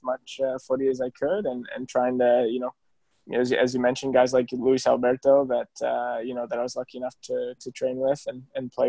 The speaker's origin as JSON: {"language": "English", "country": "Canada", "also_born_or_lived": "Spain", "moved": "yes", "said": "I came from Canada"}